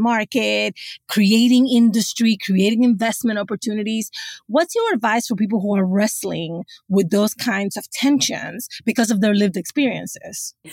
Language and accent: English; New York City, New York, United States; grew up in the South Bronx in the eighties and nineties